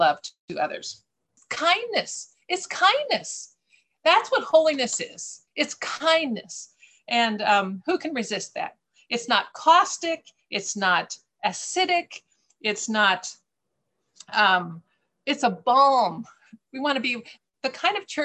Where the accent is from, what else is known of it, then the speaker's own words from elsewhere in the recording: United States; moved away; I'm American